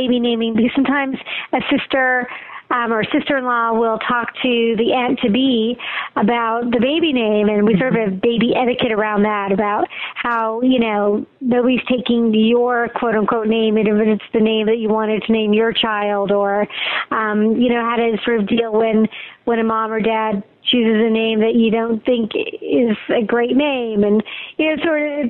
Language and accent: English; Montreal, Quebec, Canada; I'm from Montreal, Quebec